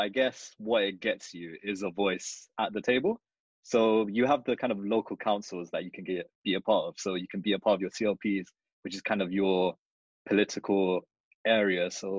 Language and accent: English; London, United Kingdom; I'm from Wood Green